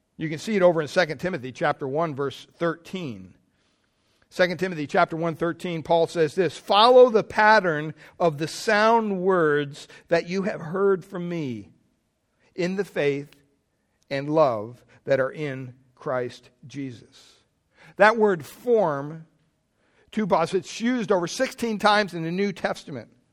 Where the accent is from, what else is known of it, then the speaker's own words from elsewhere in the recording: Pennsylvania, United States; I grew up in Pennsylvania, big Catholic family